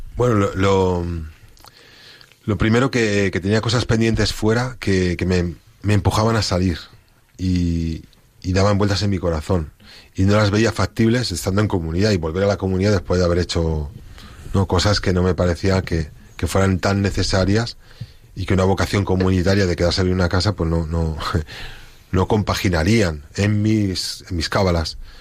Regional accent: Spain; moved away; yo como español

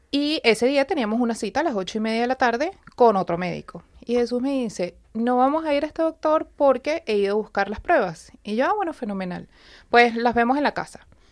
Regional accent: Venezuela; moved away as an adult; now in Madrid, Spain; Yo vengo de Venezuela, tengo 10 años en España

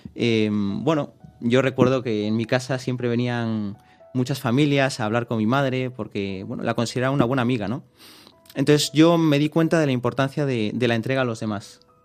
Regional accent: Vigo, Galicia, Spain; also born or lived in Madrid; soy de Vigo, nací en Madrid, pero bueno, vivo en Vigo

